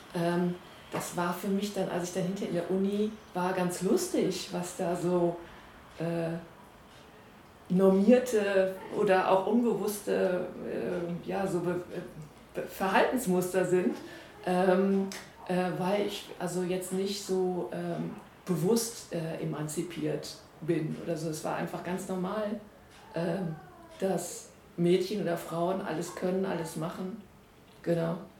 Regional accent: Essen, North Rhine-Westphalia, Germany; Ich bin in Essen geboren und aufgewachsen

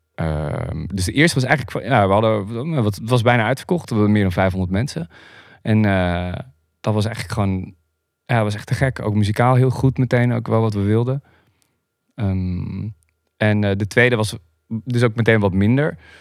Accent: Groningen, Netherlands; also born or lived in Harkstede; Ik ben opgegroeid in, eh, in Groningen. Ik ben geboren in Groningen, in, eh, in Beiem

